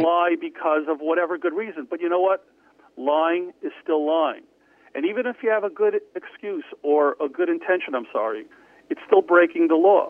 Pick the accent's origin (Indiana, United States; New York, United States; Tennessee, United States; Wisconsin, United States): New York, United States; New York City; also born or lived in Lawrence, New York; I was raised in New York in Far Rockaway in Queens